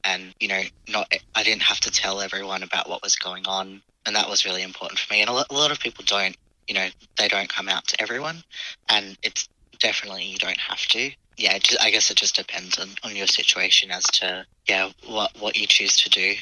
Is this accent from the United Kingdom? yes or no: no; Adelaide, South Australia, Australia; I grew up in Adelaide